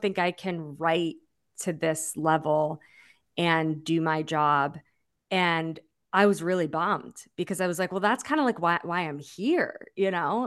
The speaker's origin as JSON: {"language": "English", "region": "Massachusetts", "country": "United States", "also_born_or_lived": "Springfield, Massachusetts", "moved": "yes", "lives_now": "New York, United States", "said": "I'm from Massachusetts"}